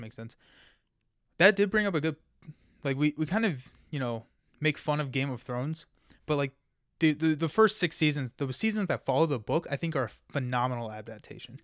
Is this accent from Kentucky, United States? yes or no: yes; Kentucky, United States; I'm from Kentucky